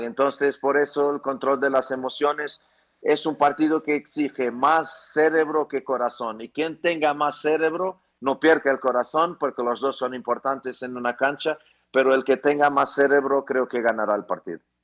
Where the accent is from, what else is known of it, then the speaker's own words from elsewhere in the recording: Portugal; moved away as an adult; now in Ecuador; Yo soy portugués y me siento cada vez más ecuatoriano